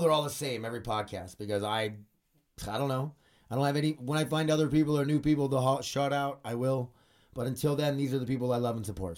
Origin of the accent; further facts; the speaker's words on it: United States; 'cause I'm American.